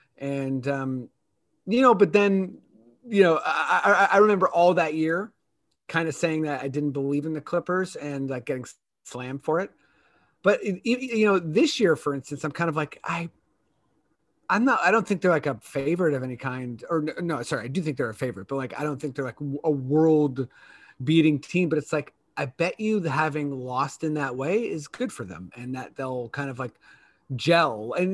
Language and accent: English; Akron, Ohio, United States; we're born in the same hospital. No one really knows, but I'm actually from Akron too.